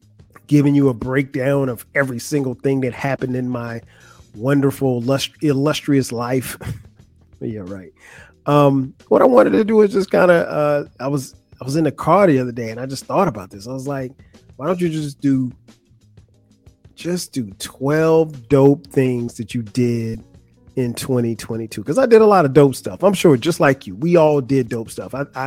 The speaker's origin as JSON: {"language": "English", "town": "Atlanta", "region": "Georgia", "country": "United States", "tie": "born or raised there", "said": "Concert was at State Farm Arena in my hometown of Atlanta, GA."}